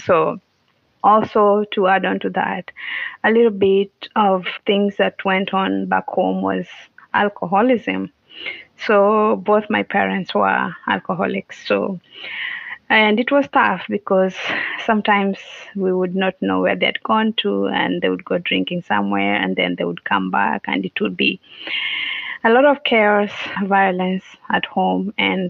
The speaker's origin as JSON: {"language": "English", "region": "Western Kenya", "country": "Kenya", "tie": "born or raised there", "said": "So I am from Kenya. I was born and raised in Kenya. I grew up in a village in Western Kenya. For those who might have an idea, Western Kenya, near Lake Victoria, Kisumu, those areas."}